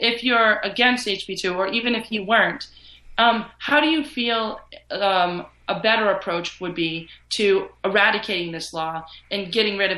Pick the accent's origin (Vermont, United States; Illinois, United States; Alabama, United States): Vermont, United States; I grew up in Vermont